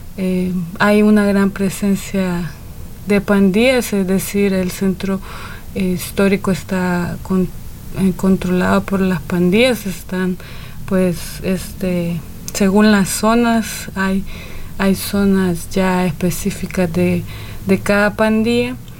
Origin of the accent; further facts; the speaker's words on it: El Salvador; soy del Salvador